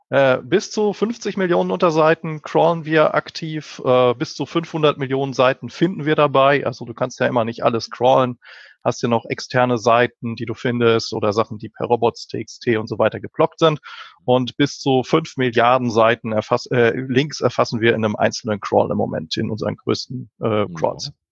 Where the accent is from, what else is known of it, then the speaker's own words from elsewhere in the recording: Berlin, Germany; ich komme aus Berlin, äh, dem wunderbaren Deutschland.